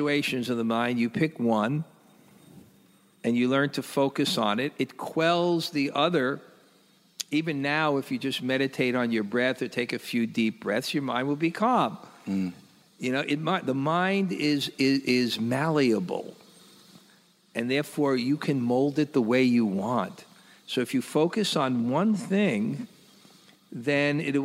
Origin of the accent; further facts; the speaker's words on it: New York City, New York, United States; when I was young, and I grew up in Brooklyn